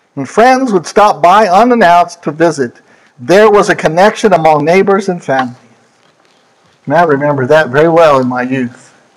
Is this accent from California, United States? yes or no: no; Pennsylvania, United States; moved away; my home state of Pennsylvania